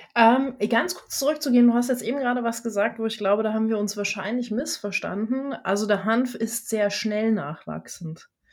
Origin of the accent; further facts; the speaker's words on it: Germany; Ich bin äh, gebürtige Deutsche, sage ich dazu, weil ich mich mittlerweile sehr in der ganzen Welt zu Hause fühle.